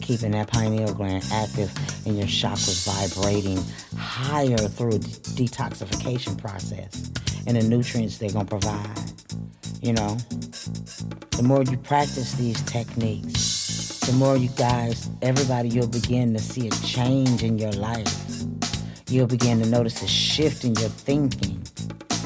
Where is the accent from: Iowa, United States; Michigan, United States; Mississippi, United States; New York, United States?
Michigan, United States; Flint; born or raised there